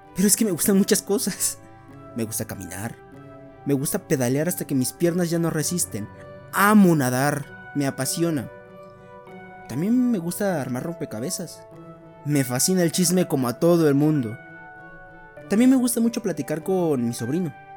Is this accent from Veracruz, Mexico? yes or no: yes; Veracruz, Mexico; crecí en Veracruz